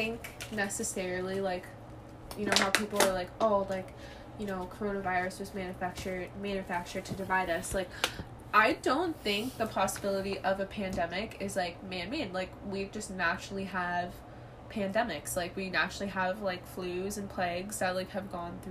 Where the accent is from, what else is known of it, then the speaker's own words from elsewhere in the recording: Canada; we're Canadian, like, obviously we have our own problems here in Canada